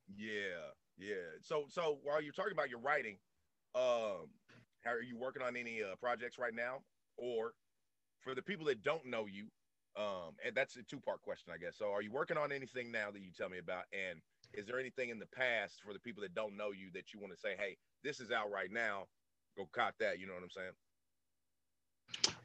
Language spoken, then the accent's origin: English; the South, United States; I'm born and raised down in the South